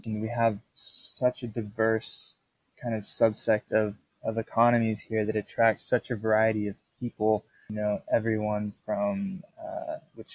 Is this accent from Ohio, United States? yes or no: no; Nashville, Tennessee, United States; moved away as an adult; also born or lived in London; This is where Nashville, my hometown, is.